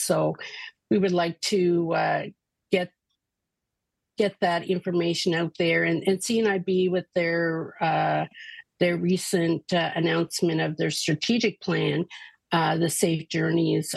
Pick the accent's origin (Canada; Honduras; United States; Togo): Canada; we are Canadian